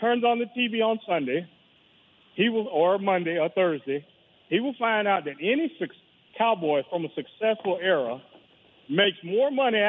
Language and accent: English; Orlando, Florida, United States; now in San Jose, United States; No, I'm from Orlando, Florida.